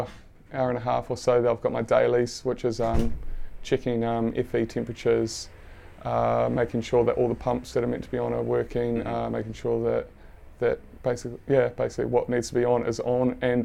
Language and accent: English; New Zealand; moved away as an adult; now in London, United Kingdom; So I am from New Zealand. I'm over here on my 2-year visa.